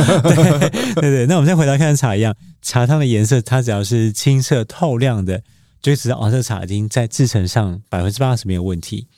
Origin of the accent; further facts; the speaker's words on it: Taiwan; now in Taichung, Taiwan; 我可能是生长在茶的家庭嘛